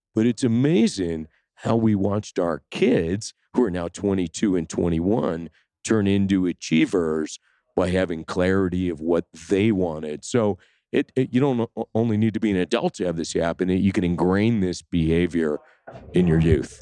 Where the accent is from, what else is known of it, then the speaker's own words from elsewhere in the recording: Sudbury, Ontario, Canada; I grew up in Canada in a small town, two hundred fifty miles north of Toronto. It's called Sudbury